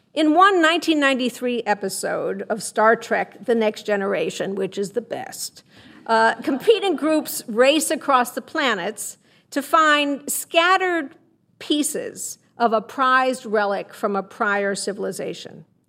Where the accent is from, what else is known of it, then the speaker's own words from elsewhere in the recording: Chicago, Illinois, United States; I'm from Chicago